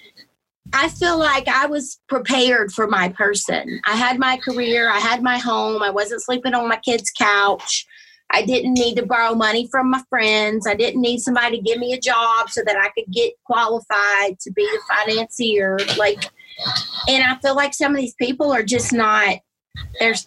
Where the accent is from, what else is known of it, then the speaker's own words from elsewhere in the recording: Georgia, United States; I was born and raised in Georgia, obviously very Southern Baptist